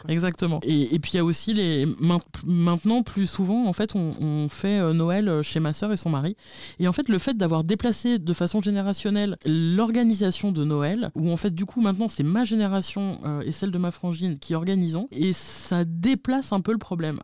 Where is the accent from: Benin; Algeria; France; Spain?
Spain; je suis espagnole